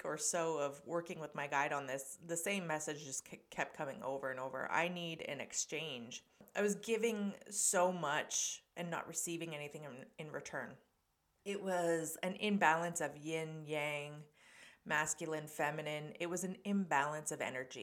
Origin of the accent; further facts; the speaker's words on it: Canada; Canada, of course, my home country.